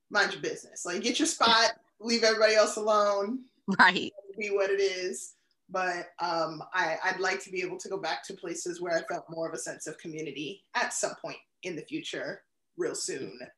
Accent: Honolulu, Hawaii, United States; born there; also born or lived in DMV, United States; now in New Hampshire, United States; I lived in the DMV the longest, so that always has like a piece of my heart. I was born in Honolulu. My father was in the military, so I've lived in like a bunch of states in between.

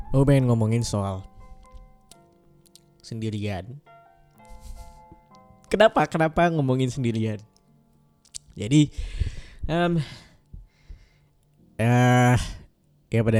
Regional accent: Pontianak, West Kalimantan, Indonesia; rumahku sebenarnya di Pontianak. Ibu, ayahku semuanya ada di sana. Jadi sebenarnya kampung halamanku untuk pulang sebenarnya ada di Pontianak.

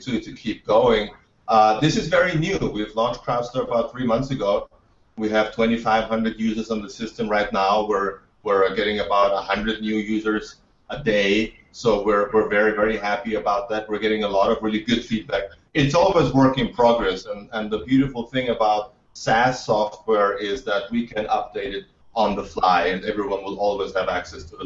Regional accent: Austria; I'm from Austria. I grew up in a country with no VC, no startup culture.

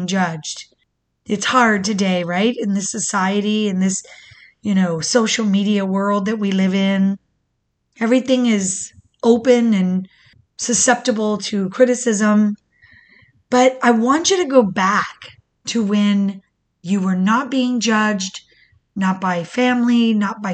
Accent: Michigan, United States; now in Florida, United States; I was born in Michigan, to the most beautiful and resilient single mother

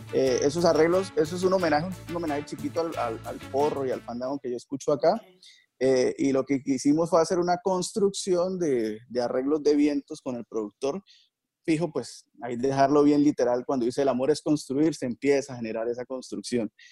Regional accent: Barrancabermeja, Santander, Colombia; soy de Barranca Bermeja, aquí pasa el río en Magdalena Medio

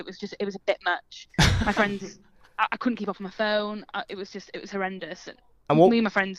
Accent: North Wales, United Kingdom; accent: Welsh twang; I'm from North Wales.

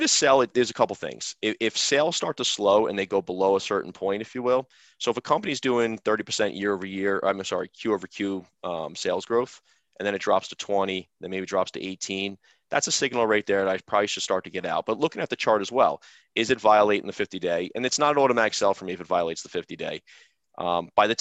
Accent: New York, United States; I'm from New York

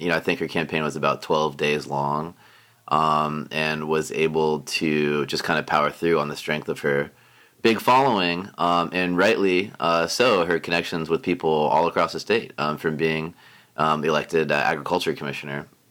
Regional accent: Tampa, Florida, United States; moved away as an adult; also born or lived in Sarasota; now in Tallahassee, United States; I'm born and raised in Tampa. I'm so from Tampa that both my parents were born in Tampa

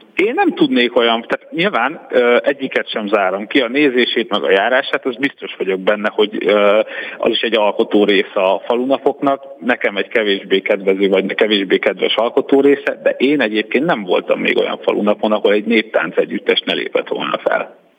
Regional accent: Hungary; moved away as an adult; now in Budapest, Hungary; én amielőtt felköltöztem Budapestre, kb. 8 percre laktam a felvidéki határtól, illetve én úgy nőttem fel

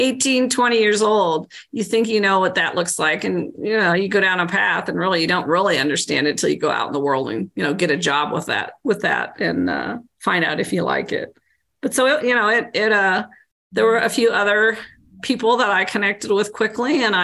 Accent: Central Illinois, United States; I grew up in Central Illinois

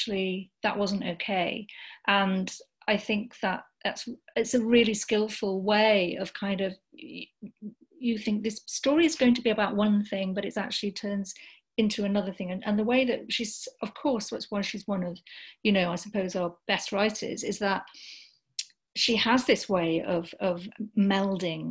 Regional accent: Sheffield, Yorkshire and the Humber, United Kingdom; now in London, United Kingdom; I grew up in Sheffield

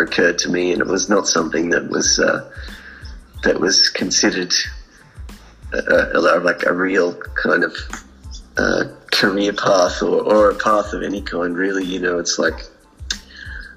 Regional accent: New South Wales, Australia; also born or lived in Coonamble, New South Wales / Woodburn, New South Wales; I grew up partly in Western New South Wales

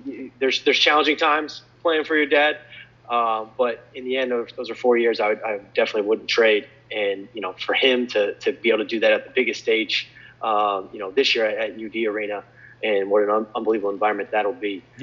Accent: Northwest Ohio, United States; growing up in Northwest Ohio.

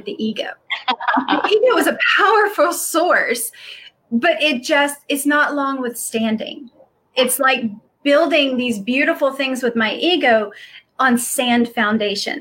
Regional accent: the South, United States; I grew up in the South

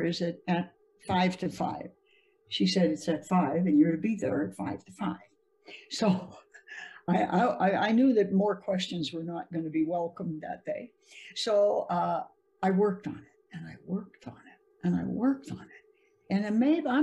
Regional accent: United States; as an American

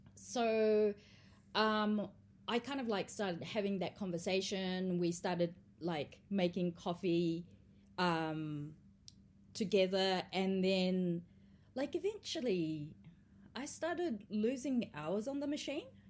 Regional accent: Australia; also born or lived in Tokyo, Japan; now in New Zealand; I grew up in Australia

